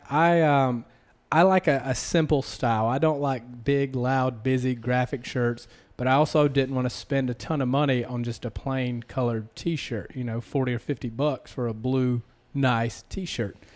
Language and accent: English; the South, United States; accent: Southern; I have a slight complex about my accent, you know, being from the South